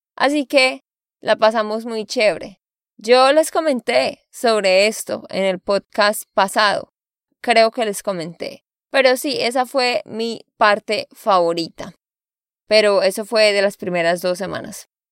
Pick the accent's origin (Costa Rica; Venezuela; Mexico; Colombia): Colombia; Santander; de Santander, Colombia